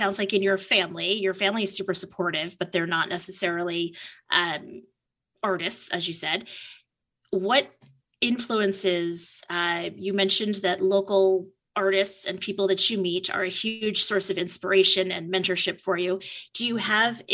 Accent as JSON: {"language": "English", "region": "East Coast", "country": "United States", "moved": "yes", "said": "I'm from the East Coast originally"}